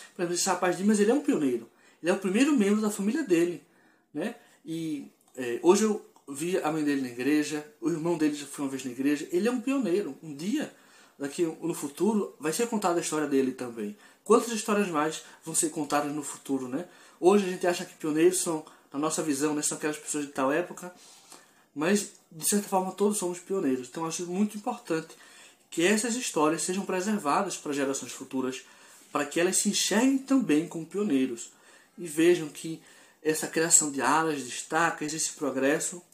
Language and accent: Portuguese; Pernambuco, Brazil; sou de Pernambuco